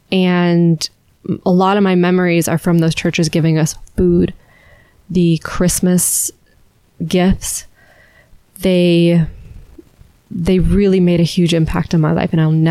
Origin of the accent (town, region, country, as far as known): Alabama, United States; born or raised there